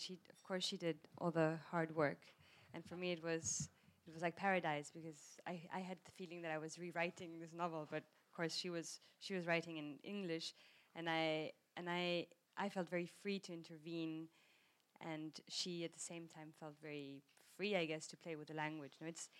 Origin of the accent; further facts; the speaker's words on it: South Africa; I grew up in South Africa with British nuns, so I have this relationship between authority and the British accent